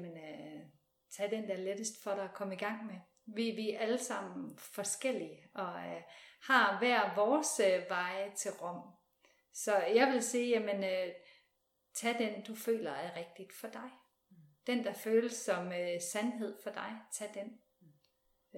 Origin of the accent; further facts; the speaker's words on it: West Jutland, Central Denmark Region, Denmark; Nu er jeg ude fra Vestjylland